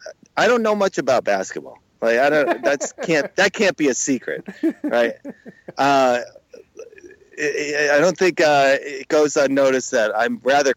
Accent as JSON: {"language": "English", "region": "Connecticut", "country": "United States", "said": "I'm from Connecticut, right. So I'm a New York, and plus I'm that part of Connecticut that falls right in between Boston and New York."}